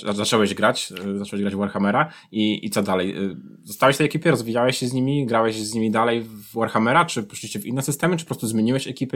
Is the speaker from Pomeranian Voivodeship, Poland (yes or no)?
yes; Tricity, Pomeranian Voivodeship, Poland; jesteśmy obaj z Trójmiasta